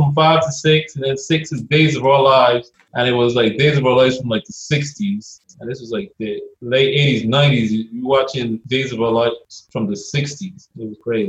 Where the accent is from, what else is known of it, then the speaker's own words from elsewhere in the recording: Barbados; moved away as an adult; also born or lived in New York; now in United States; I'm from the Caribbean